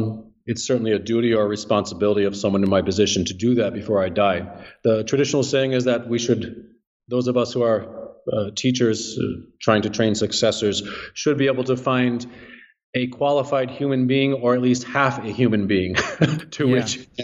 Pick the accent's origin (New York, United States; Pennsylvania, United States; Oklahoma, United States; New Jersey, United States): New Jersey, United States; New Jersey.